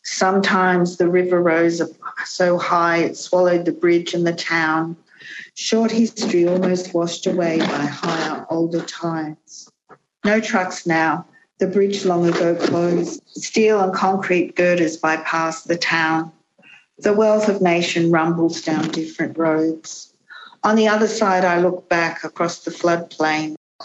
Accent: Gundagai, New South Wales, Australia; now in Canberra, Australia; I was born on country in the early 1960s. I grew up along the road to Gundagai, Wiradjuri country, river country, freshwater country, granite country, rugged hill country, wild grassland country, flat country, high country, hot country, cold country.

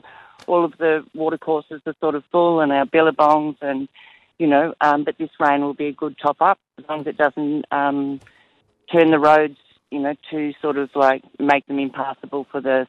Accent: Stawell, Victoria, Australia; moved away; I'm from Stawell originally

